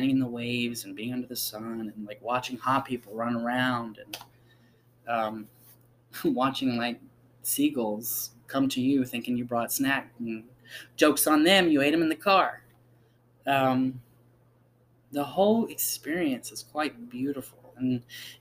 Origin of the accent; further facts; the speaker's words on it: South Carolina, United States; I was born in South Carolina.